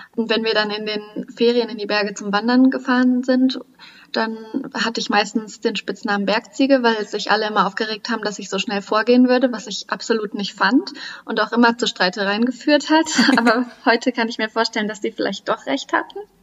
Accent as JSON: {"language": "German", "region": "Central and Northern Germany", "country": "Germany", "tie": "born or raised there", "said": "die Region, wo ich geboren bin, wo ich herkomme, das ist ja eher Mittel- und Norddeutschland"}